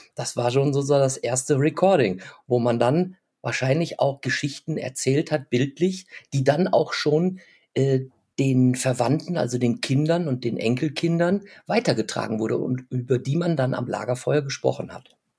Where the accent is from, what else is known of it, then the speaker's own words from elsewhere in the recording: Germany; ich bezeichne uns ja jetzt als Deutsche